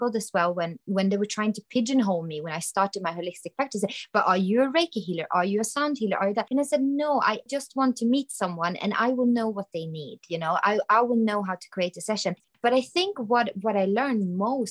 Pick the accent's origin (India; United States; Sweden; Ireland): Sweden; I am from Sweden.